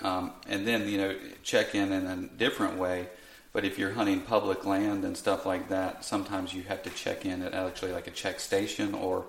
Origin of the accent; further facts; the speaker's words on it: Southeast, United States; You can tell I'm more from the Southeast here